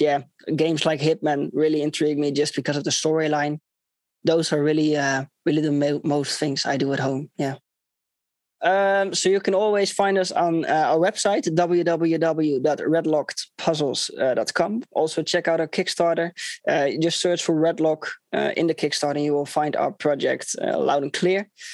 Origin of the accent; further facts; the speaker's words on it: Netherlands; I'm from the Netherlands.